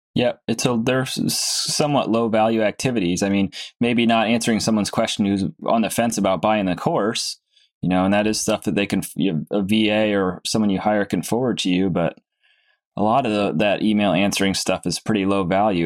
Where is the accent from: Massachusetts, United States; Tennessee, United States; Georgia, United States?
Massachusetts, United States; Cape Cod; moved away; I'm from Cape Cod